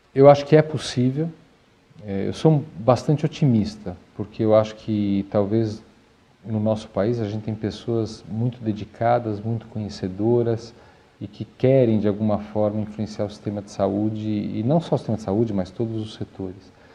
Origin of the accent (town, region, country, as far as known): Brazil